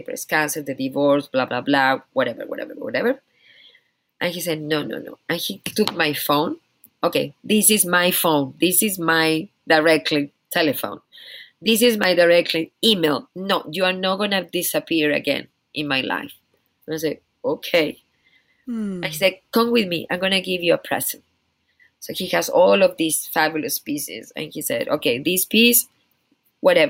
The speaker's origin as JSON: {"language": "English", "country": "Chile", "second_language": "English", "moved": "yes", "lives_now": "United States", "said": "I'm from Chile."}